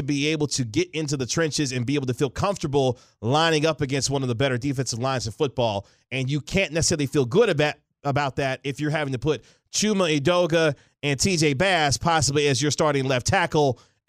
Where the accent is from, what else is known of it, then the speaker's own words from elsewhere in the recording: Kansas City, Missouri, United States; I'm from Kansas City